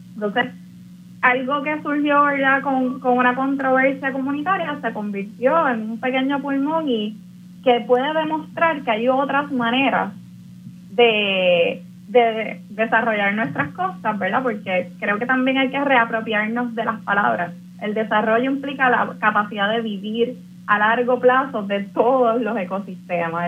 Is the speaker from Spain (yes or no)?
no; Puerto Rico; nos pensamos como puertorriqueñas y puertorriqueños